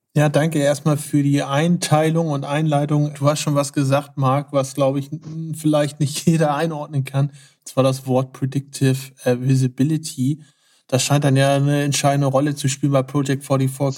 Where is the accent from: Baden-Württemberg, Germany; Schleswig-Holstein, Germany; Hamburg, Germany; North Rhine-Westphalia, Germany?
Hamburg, Germany; Wir kommen ja beide aus Hamburg